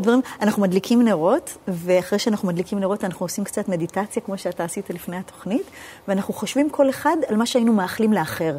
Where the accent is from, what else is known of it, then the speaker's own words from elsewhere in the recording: New York, United States; moved away; בבית ספר דתי בארצות הברית, סלנטה, עקיבא ריברדל